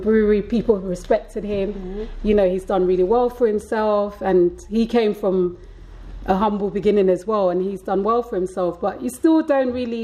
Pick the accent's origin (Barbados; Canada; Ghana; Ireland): Ghana; moved away; also born or lived in London; growing up in Ghana